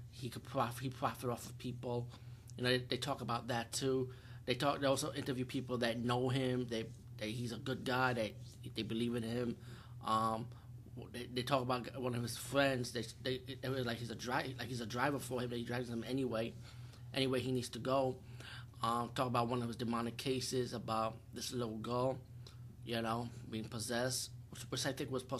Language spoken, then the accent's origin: English; New York City, New York, United States; being a New Yorker